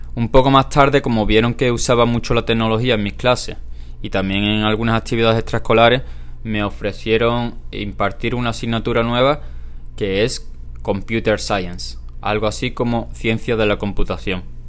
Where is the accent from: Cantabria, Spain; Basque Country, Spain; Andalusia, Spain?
Andalusia, Spain; Huelva; moved away; also born or lived in Almería; soy de Huelva, una pequeña ciudad en el suroeste de España que pertenece a la comunidad autónoma de Andalucía